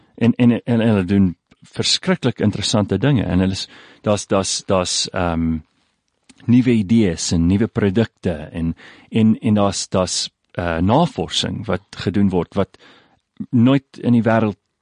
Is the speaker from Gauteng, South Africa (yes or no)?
yes; Pretoria, Gauteng, South Africa; Afrikaans is a second language; also born or lived in KwaZulu-Natal; Ek is in Pretoria gebore. Ek het daar die meeste van my lewe deurgebring.